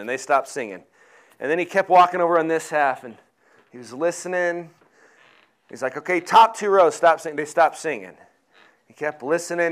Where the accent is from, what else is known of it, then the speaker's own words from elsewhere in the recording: Colorado, United States; I grew up in Colorado